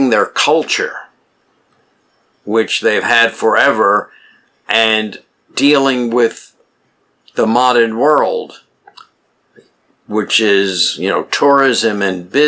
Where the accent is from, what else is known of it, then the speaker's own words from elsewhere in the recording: New York City, New York, United States; I grew up in New York City